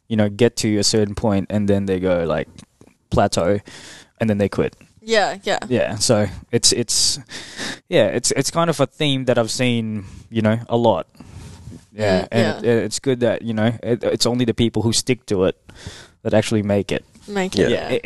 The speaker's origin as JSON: {"language": "English", "country": "Philippines", "said": "I'm Filipino"}